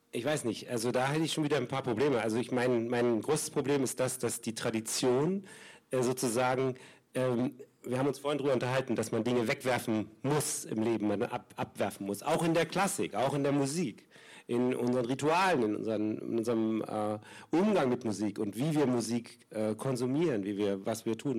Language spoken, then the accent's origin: German; East Germany, Germany; Ich bin da in einer anderen Welt aufgewachsen im Ostdeutschland